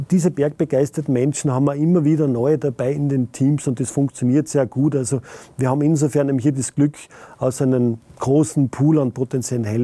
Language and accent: German; Saalfelden, Salzburg, Austria; born there; bin ein gebürtiger Saalfeldner und die Messungen an der Pasterze sind aus einer Initiative herausgekommen, die in Saalfelden passiert sind.